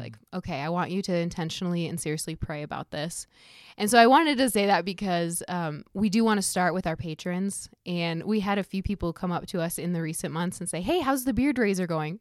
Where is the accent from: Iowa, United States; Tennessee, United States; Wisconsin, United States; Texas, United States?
Iowa, United States; we're from Iowa as well